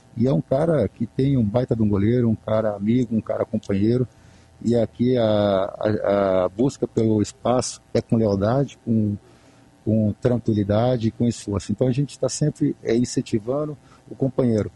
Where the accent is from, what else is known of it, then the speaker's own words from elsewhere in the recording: Contagem, Minas Gerais, Brazil; moved away; eu sou mineiro, sou de Contagem, região metropolitana de Belo Horizonte